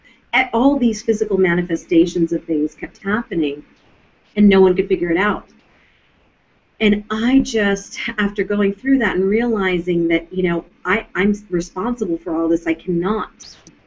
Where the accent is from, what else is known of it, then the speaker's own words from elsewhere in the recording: Mount Vernon, Virginia, United States; I would see my father meditating on the banks of the Potomac River in Mount Vernon, where I grew up out in Virginia